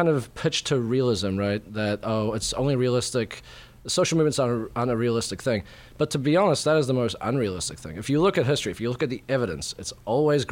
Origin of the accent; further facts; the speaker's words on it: New Zealand; moved away as an adult; also born or lived in Yugoslavia; now in Toronto, Canada; And then I grew up in New Zealand, spent most of my life there, and I'm at the moment living in Toronto